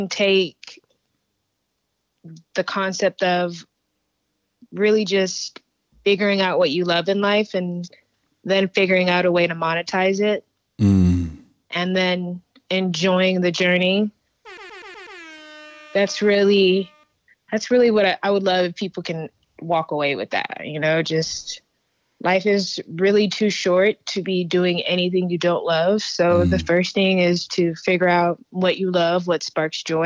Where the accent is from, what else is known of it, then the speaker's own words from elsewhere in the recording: Houston, Texas, United States; also born or lived in Stafford, Texas / Sugar Land, Texas; I grew up in Southwest